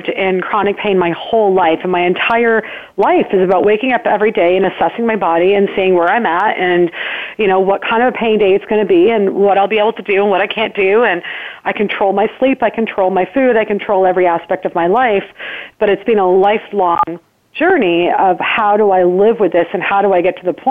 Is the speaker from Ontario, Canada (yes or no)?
yes; Burlington, Ontario, Canada; I was born and raised in Burlington, Ontario, Canada